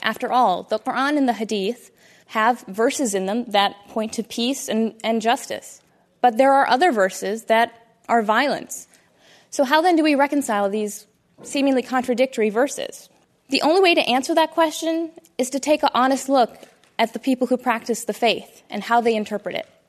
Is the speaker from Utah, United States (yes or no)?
no; Toledo, Ohio, United States; I am a Muslim American woman born and raised in Toledo, Ohio, by two very loving Indian Muslim parents